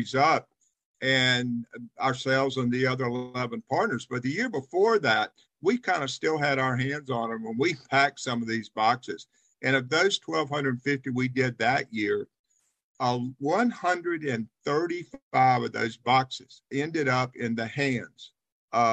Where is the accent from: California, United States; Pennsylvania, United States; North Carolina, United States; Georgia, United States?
North Carolina, United States; Charlotte; also born or lived in Winston-Salem, North Carolina; I actually grew up in Charlotte.